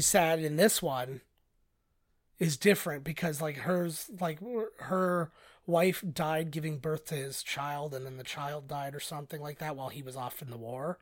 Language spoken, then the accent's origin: English; Canada; we're Canadian